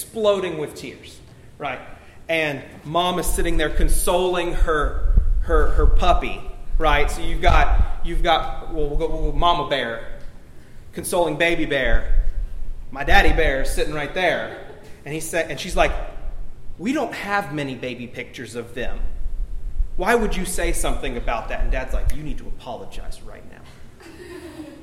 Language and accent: English; Alabama, United States; I was born in Alabama.